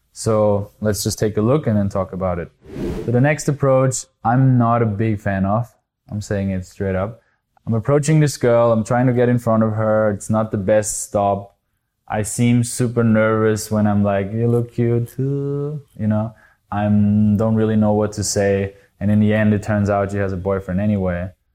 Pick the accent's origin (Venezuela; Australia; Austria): Austria; I'm actually from Austria